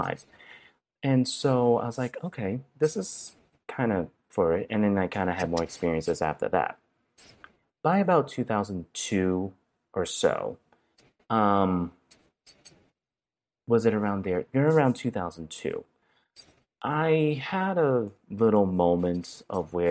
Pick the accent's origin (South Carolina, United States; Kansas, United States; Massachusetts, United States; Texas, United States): Massachusetts, United States; Brockton; first language Cantonese; moved away; also born or lived in Marion, Ohio; I'm actually from Brockton, Massachusetts. That's the correct hometown that I'm from